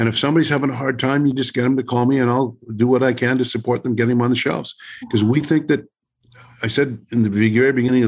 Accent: Cranbrook, British Columbia, Canada; my hometown of Cranbrook

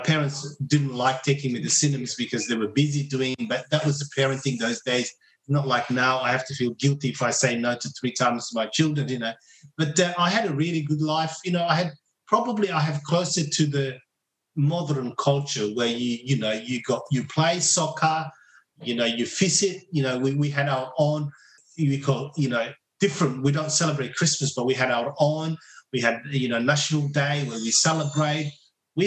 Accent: Mogadishu, Banaadir, Somalia; English is a second language; now in Australia; Growing up in Mogadishu

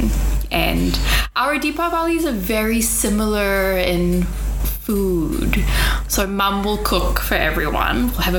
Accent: Kuantan, Pahang, Malaysia; moved away as an adult; Because I grew up in Kuantan, but then now they live in KL.

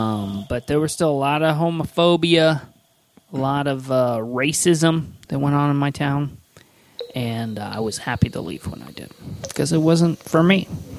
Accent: Midwest, United States; moved away; also born or lived in Chicago; I grew up in the Midwest and spent a little time in Chicago myself

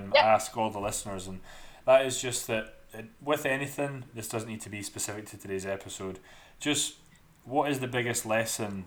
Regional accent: Dundee, Scotland, United Kingdom; accent: thick Scottish; also born or lived in Michigan, United States; this Scottish guy from Dundee

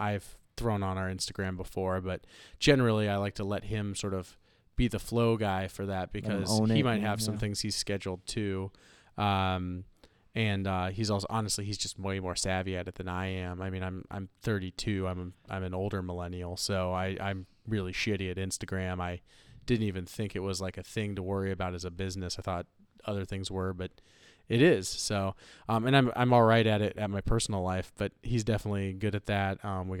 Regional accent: Ohio, United States; I'm from Ohio.

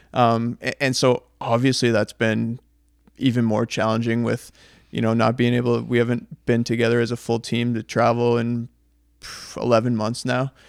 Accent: Canada; we're Canadian

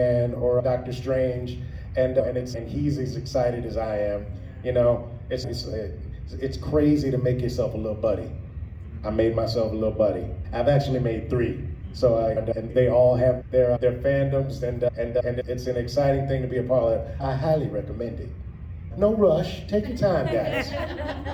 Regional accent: Athens, Georgia, United States; also born or lived in Augusta, Georgia; I left when I was like 5 or 6. And I grew up in Athens

